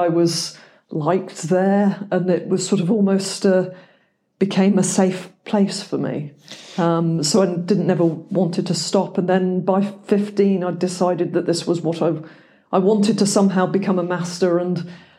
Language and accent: English; England, United Kingdom; moved away; also born or lived in United States; I am English